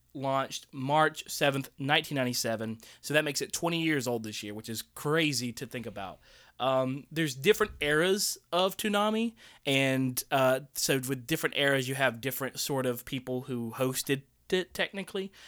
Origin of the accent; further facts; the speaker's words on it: Tuscaloosa, Alabama, United States; we didn't have, uh, really like, eh, Japanese restaurants around Tuscaloosa growing up